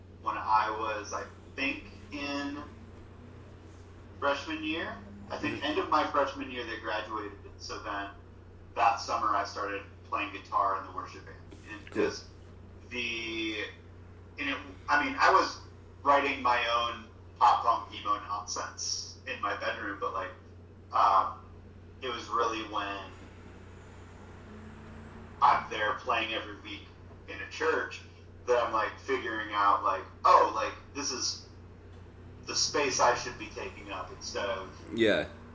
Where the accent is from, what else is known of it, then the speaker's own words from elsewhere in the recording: Granger, Indiana, United States; now in South Bend, United States; I'm in South Bend. I grew up in Granger, which is a small, it's the basically the suburb up there